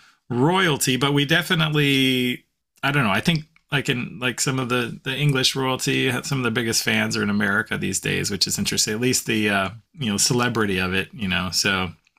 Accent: Utah, United States; where JP and I grew up in Utah

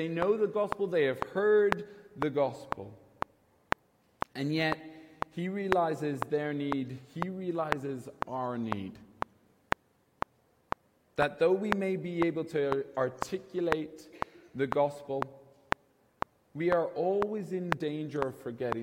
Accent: Kilkenny, Leinster, Ireland; now in Dublin, Ireland; I'm originally from Kilkenny. I'm not from Dublin.

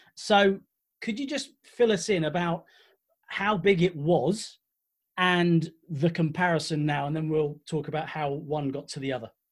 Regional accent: Essex, East of England, United Kingdom; when I was a kid, I grew up in Essex

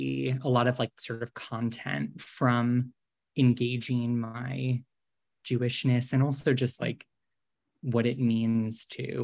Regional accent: Boston, Massachusetts, United States; moved away as an adult; also born or lived in New York / San Francisco Bay Area; now in Los Angeles, United States; I grew up in Boston or outside of Boston

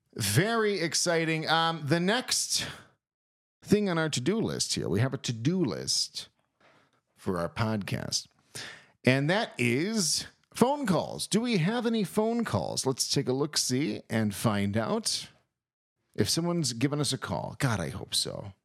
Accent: East Coast, United States; moved away; growing up on the East Coast

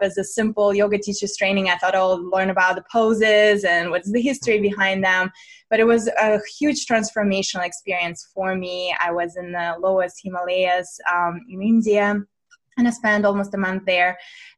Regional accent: Russia; moved away; also born or lived in United States; I'm born and raised in Russia.

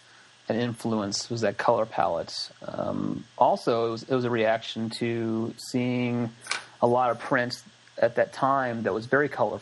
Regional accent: Midwest, United States; the color palette that I grew up around in the Midwest is it's kind of minimal to in the farmlands.

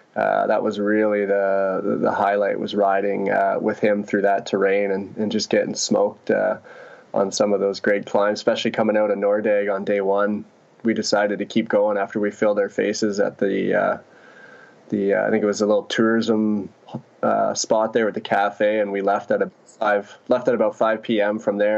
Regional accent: Ontario, Canada; We grew up guiding rafts on the Ottawa River back here.

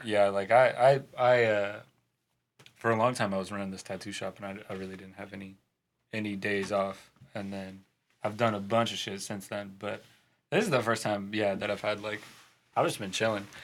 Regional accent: St. Louis, Missouri, United States; St. Louis.

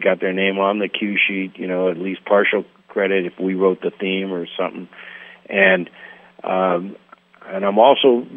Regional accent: Los Angeles, California, United States; also born or lived in Berkeley, California / San Francisco, California; I'm an essay from the Valley

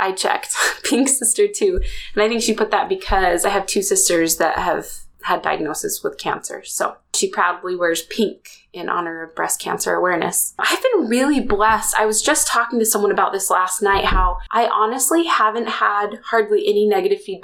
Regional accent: Springville, Utah, United States; my hometown that I grew up in, Springville, Utah

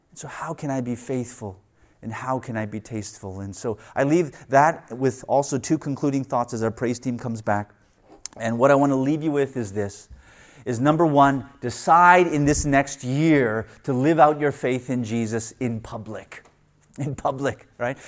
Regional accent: Canada; I was born in Canada

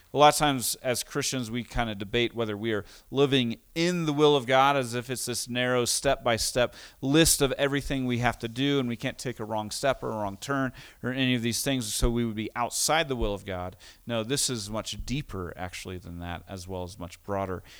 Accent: United States; also born or lived in Costa Rica; having grown up as an American, moving to Costa Rica

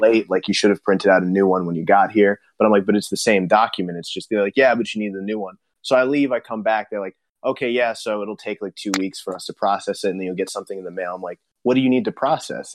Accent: United States; now in Los Angeles, United States; as an American

